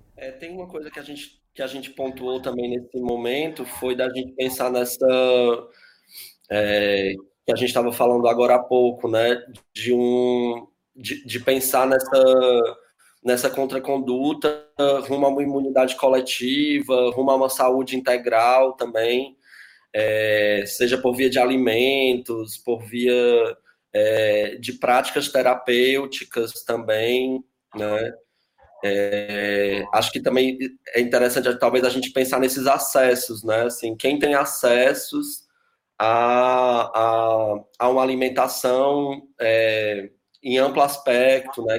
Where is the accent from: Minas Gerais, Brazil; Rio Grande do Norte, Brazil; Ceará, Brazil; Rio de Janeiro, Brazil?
Ceará, Brazil; Fortaleza; now in São Paulo, Brazil; eu sou de Fortaleza